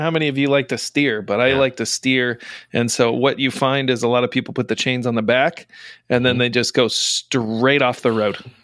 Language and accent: English; Indiana, United States; moved away; I'm from Indiana originally